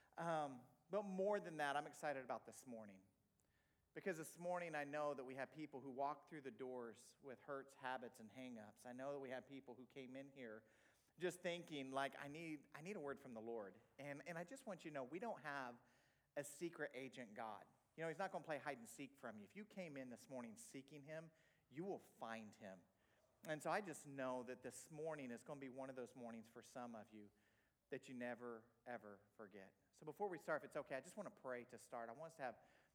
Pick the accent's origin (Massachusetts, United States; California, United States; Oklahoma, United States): Oklahoma, United States; Tulsa; moved away as an adult; also born or lived in Lisbon, Portugal; I'm from Oklahoma